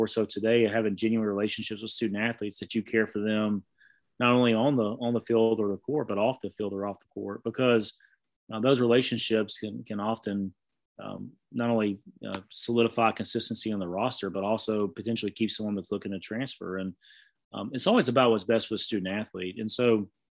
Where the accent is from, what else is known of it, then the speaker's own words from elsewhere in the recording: Southeast, United States; growing up in the Southeast